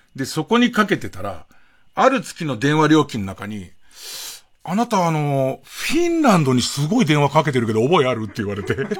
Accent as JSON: {"language": "Japanese", "region": "Tokyo", "country": "Japan", "tie": "born or raised there", "said": "僕が田端の方 住んでて"}